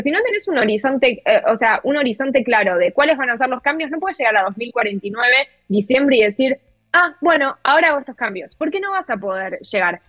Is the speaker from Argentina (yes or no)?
yes; Argentina; yo como periodista argentina